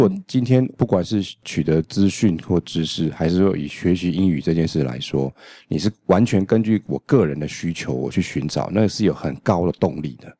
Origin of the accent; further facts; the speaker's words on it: Taiwan; 我们是台湾人嘛